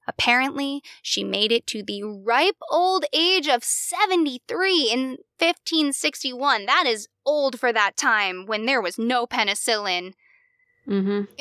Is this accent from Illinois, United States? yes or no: no; Pennsylvania, United States; we're from Pennsylvania